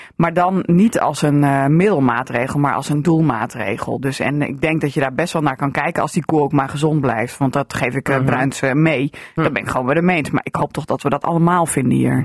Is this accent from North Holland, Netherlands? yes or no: no; Drenthe, Netherlands; also born or lived in Assen; hier bij ons in Drenthe